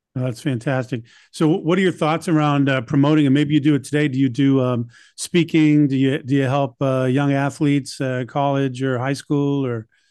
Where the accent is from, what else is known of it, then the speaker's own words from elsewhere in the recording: Boston, Massachusetts, United States; I'm from Boston